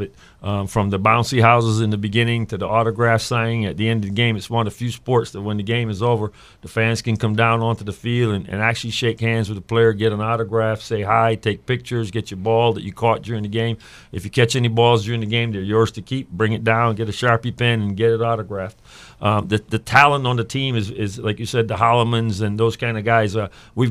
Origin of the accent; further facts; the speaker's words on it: Connecticut, United States; moved away as an adult; also born or lived in Kentucky / Tampa, Florida / Indianapolis, Indiana / Toronto, Canada; I got into arena coaching in 95 back in my home state of Connecticut.